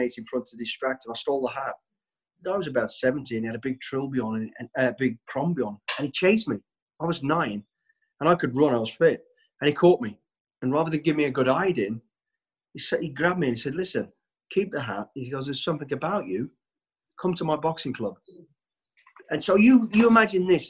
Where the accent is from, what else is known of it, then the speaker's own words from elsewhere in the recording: Walsall, West Midlands, United Kingdom; I was born in Walsall, the West Midlands. We're a family of five kids